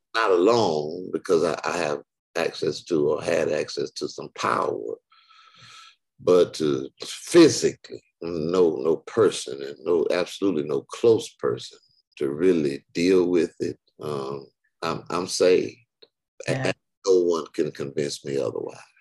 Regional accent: Detroit, Michigan, United States; now in Houston, United States; I'm in Houston, but I'm not from Houston. I'm from Detroit

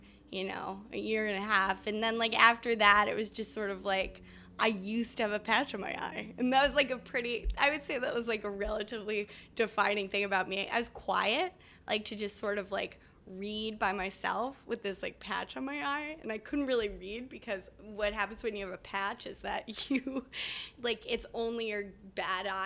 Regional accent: Providence, Rhode Island, United States; I grew up in Rhode Island. Grew up in Providence.

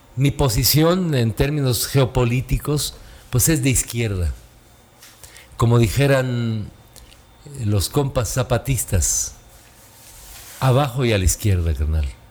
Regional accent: Tulancingo, Hidalgo, Mexico; yo crecí con una familia en Tulancingo Hidalgo, en mi pueblo natal

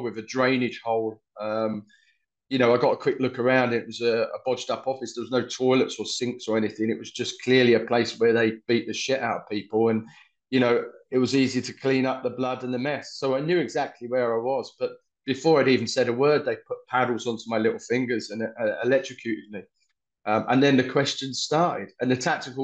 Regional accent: London, United Kingdom; accent: Cockney; moved away as an adult; also born or lived in Mariupol, Ukraine; now in Dnipro, Ukraine; my Russian's okay, but I still talk with a Cockney accent

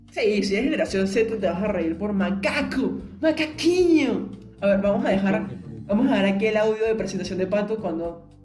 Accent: Venezuela; cuando yo digo que soy de Venezuela, lo primero que dicen es, ah, Chávez, lo primerito.

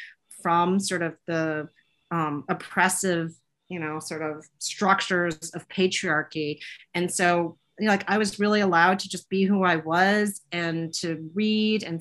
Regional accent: Poughkeepsie, New York, United States; moved away as an adult; now in Chicago, United States; I grew up in Poughkeepsie, one of three daughters, and I'm the middle child

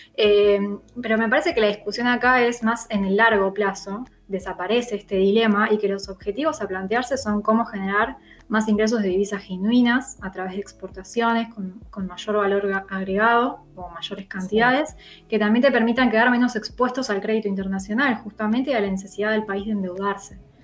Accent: Argentina

